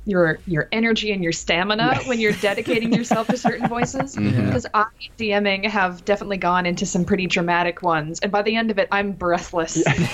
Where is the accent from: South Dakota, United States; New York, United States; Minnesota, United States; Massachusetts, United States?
Minnesota, United States; So we're from Minnesota, and this is how we normally sound.